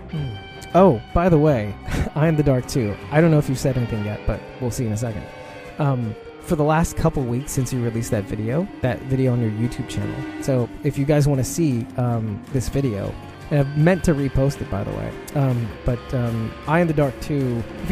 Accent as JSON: {"language": "English", "town": "New York City", "region": "New York", "country": "United States", "said": "I'm from Brooklyn, New York"}